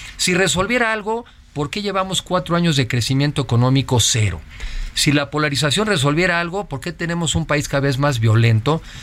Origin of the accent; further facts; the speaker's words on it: Mexico; somos mexicanos eh, muy diferentes